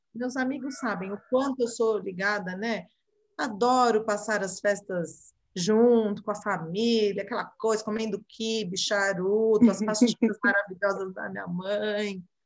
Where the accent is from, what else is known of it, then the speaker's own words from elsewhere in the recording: Brazil; Eu sou brasileira? Sou.